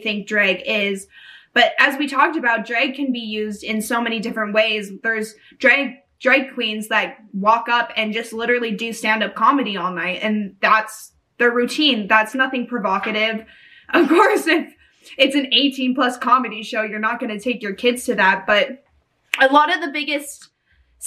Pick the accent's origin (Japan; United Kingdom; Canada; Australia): Canada; I'm coming from Canada